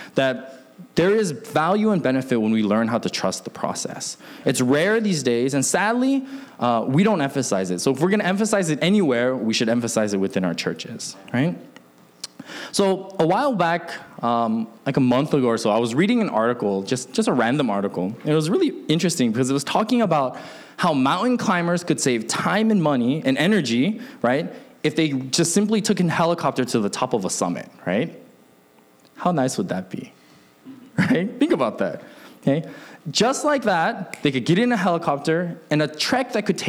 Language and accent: English; Alaska, United States; also born or lived in Seattle, Washington; I grew up in Alaska, but I was born in Seattle